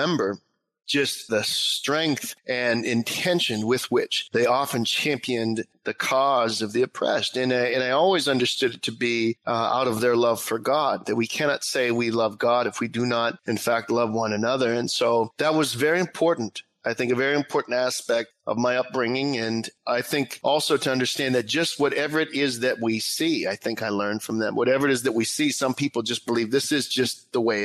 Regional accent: South Fayette, Pennsylvania, United States; I grew up outside of Pittsburgh in a beautiful community, South Fayette, outside of Bridgeville

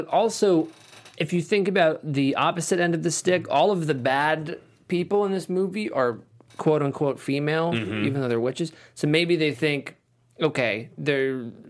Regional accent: Missouri, United States; I'm from the Midwest. I'm from Missouri.

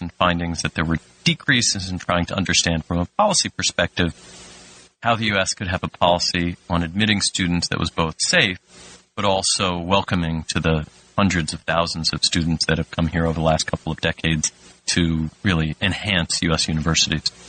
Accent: New Jersey, United States; moved away as an adult; also born or lived in Washington; I was from New Jersey and went to work for uh, Congressman Payne

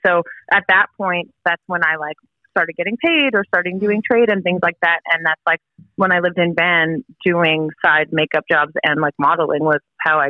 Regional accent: Fort McMurray, Alberta, Canada; moved away as an adult; also born or lived in Vancouver; now in Edmonton, Canada; No, I'm from Fort Mac. It's like 5 hours north of here. It's like the oil. It's Texas of Canada.

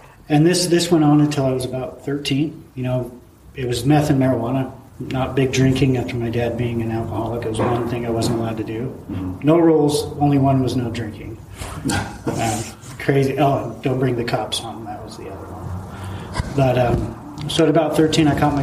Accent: Vernal, Utah, United States; also born or lived in San Diego, California; I was born in San Diego. I'm the middle child of six. My mom and my dad moved to Vernal when I was maybe a year old. So Vernal, Utah, small town.

